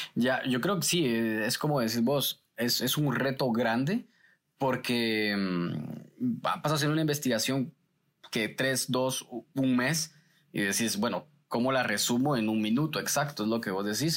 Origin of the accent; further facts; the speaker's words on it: Guatemala City, Guatemala Department, Guatemala; yo crecí en una zona roja de la ciudad de Guatemala y para ser específicamente el Paraíso 2, zona 18.